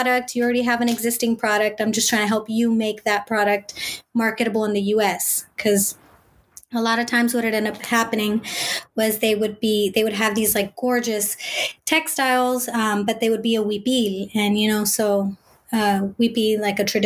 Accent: Bay Area, California, United States; I'm first gen, born and raised in the Bay Area.

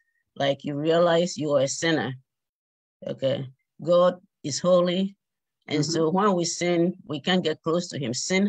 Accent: Ghana; moved away as an adult; now in Bowie, United States; Right now, I live in Bowie, Maryland, in the United States. Mm-hmm. But originally, I'm from Ghana, West Africa.

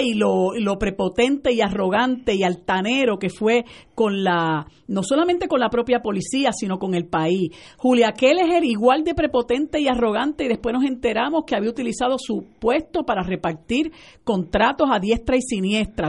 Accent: Puerto Rico; also born or lived in United States; nosotros como puertorriqueños

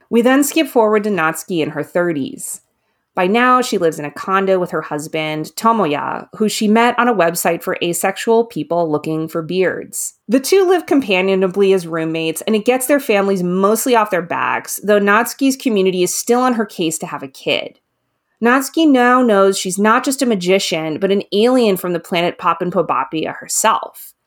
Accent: United States; as an American reader

